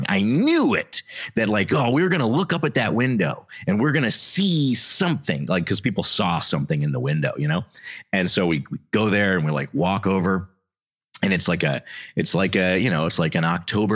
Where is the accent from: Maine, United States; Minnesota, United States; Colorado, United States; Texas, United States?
Texas, United States; moved away; where I grew up in Texas